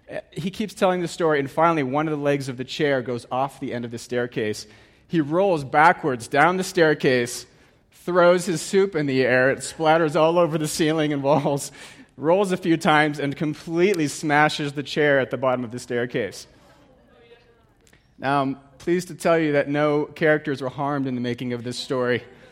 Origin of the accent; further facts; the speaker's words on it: Geneva, Switzerland; I grew up in Geneva, Switzerland